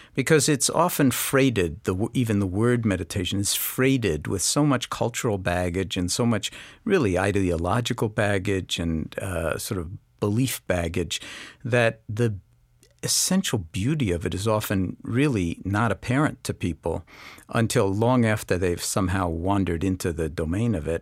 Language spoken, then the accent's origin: English; New York City, New York, United States; I grew up in New York City, in Washington Heights